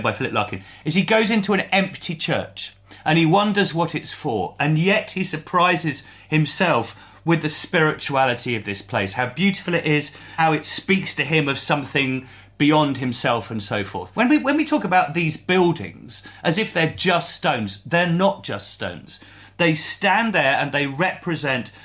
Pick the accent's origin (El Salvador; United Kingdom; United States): United Kingdom; England; we're English.